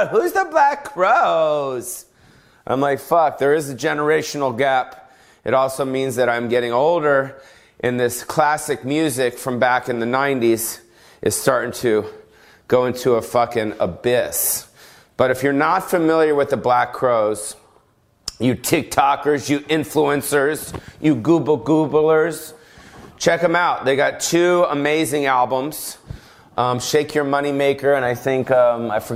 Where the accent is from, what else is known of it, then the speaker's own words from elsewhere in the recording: Los Angeles, California, United States; moved away; That's my hometown